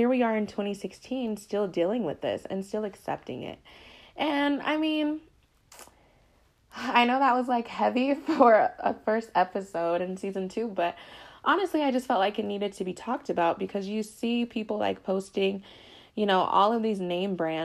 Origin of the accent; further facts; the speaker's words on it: Colorado, United States; I grew up in Colorado